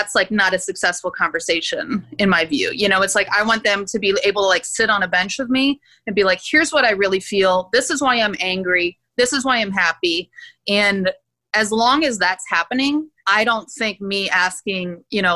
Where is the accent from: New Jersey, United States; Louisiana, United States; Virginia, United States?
Louisiana, United States; Gulf Coast of Louisiana and Texas, United States; accent: Louisiana; also born or lived in Turkey / Houston / New Orleans / Rio de Janeiro; I loosen up my accent and pull back out my Louisiana accent that I normally need to like suppress for professional life.